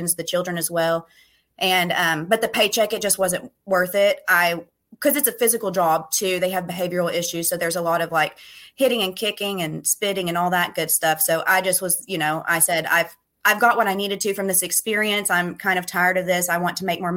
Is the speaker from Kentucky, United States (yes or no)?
yes; Ashland, Kentucky, United States; also born or lived in Louisville, Kentucky; I was born in Ashland, Kentucky, which is a really small town in Kentucky.